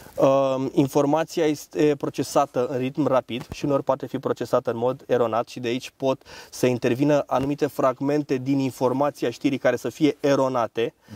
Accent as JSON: {"language": "Romanian", "country": "Romania"}